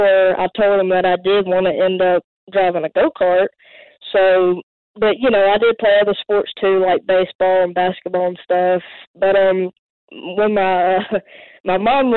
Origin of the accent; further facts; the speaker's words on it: Mobile, Alabama, United States; I'm from Mobile, Alabama